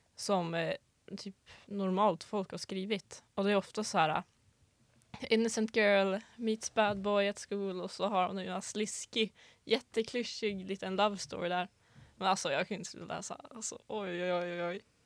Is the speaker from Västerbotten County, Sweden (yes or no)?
yes; Gullmark, Västerbotten County, Sweden; kommer från eh, en liten by utanför den lilla byn Bygdeå mm. som är utanför staden Umeå. Eh, och min by då heter Gullmark